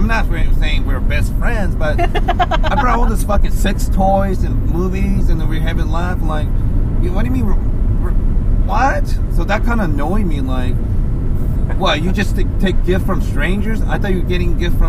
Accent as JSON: {"language": "English", "region": "Kansai", "country": "Japan", "tie": "born or raised there", "moved": "yes", "said": "my hometown in Japan"}